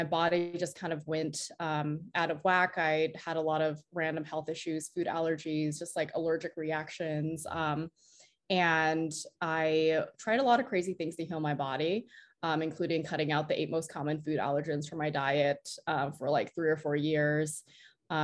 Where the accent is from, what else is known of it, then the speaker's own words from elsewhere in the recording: Texas, United States; moved away as an adult; also born or lived in San Francisco; I was living in San Francisco and I grew up in Texas